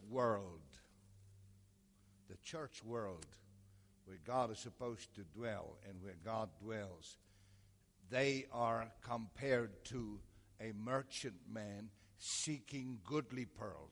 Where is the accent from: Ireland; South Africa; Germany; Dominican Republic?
South Africa; now in United States; From South Africa.